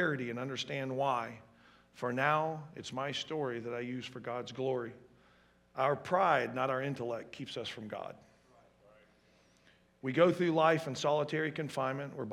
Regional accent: Atlanta, Georgia, United States; I grew up in the Atlanta area.

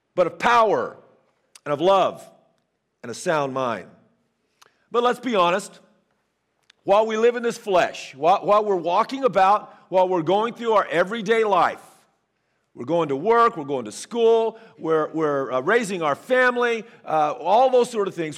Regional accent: Northern California, United States; now in Fort Smith, Arkansas, United States; as a kid growing up in Northern California

